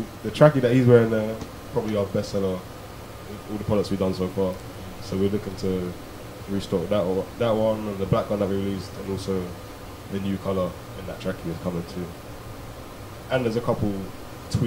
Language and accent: English; Croydon, London, United Kingdom; born and bred in Croydon